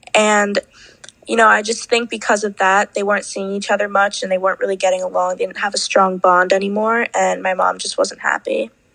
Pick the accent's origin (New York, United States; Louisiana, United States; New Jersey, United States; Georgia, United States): New York, United States; I'm from New York, and I'm 16